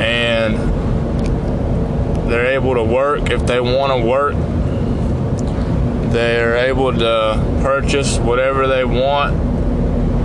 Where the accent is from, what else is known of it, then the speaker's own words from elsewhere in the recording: United States; I was born in the United States